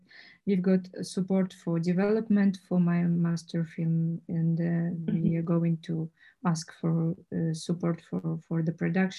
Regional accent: Czechia; English is a second language; And, you know, what, where are you from? Czech Republic, where is it?

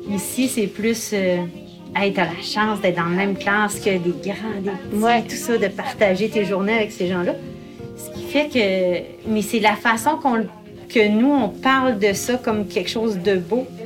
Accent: Kamouraska, Quebec, Canada; moved away as an adult; also born or lived in Natashquan / Côte-Nord; now in Baie-Johan-Beetz, Canada

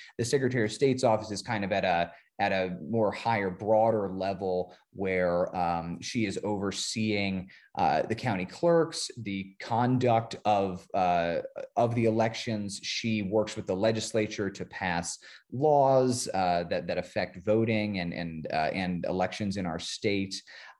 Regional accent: Las Vegas, Nevada, United States; now in New Mexico, United States; but I'm originally from Las Vegas, Nevada.

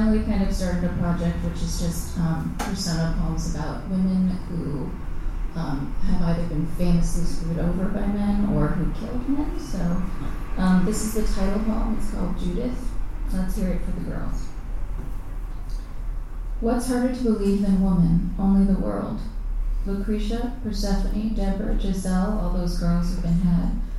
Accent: Arizona, United States; moved away; I grew up in Arizona

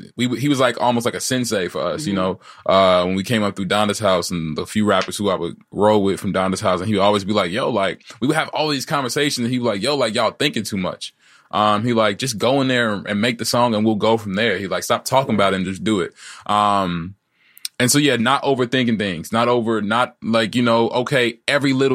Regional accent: Chicago, Illinois, United States; I grew up on the South Side, but I was like a different type of South Side kid

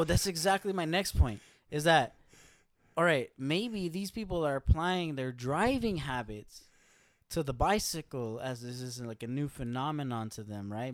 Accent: Los Angeles, California, United States; I grew up in L A. I grew up in South L

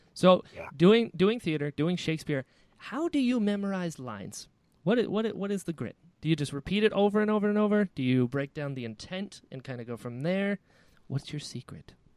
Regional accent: Florida, United States; I grew up in Florida. I'm in Florida now

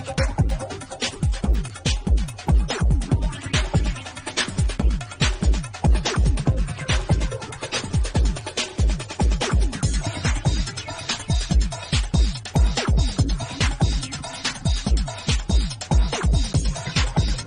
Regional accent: London, United Kingdom; I am from the UK. I'm from London

